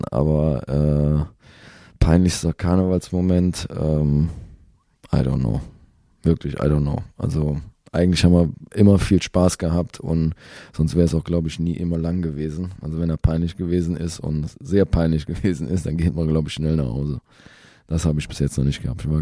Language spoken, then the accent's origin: German; Cologne, North Rhine-Westphalia, Germany; Das darf ich, glaube ich, als Kölner gar nicht sagen.